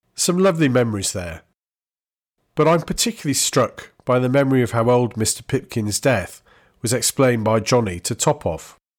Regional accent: the Northwest, North West England, United Kingdom; Where I grew up in the Northwest, Granada was the I T V channel

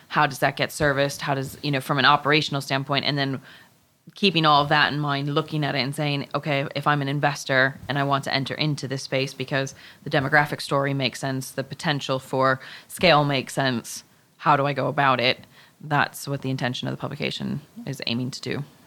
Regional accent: Chicago, Illinois, United States; moved away; I am originally from Chicago.

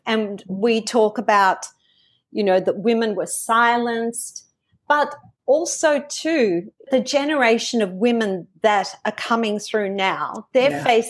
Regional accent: Australia; accent: Australian; this is my Australian accent coming out now

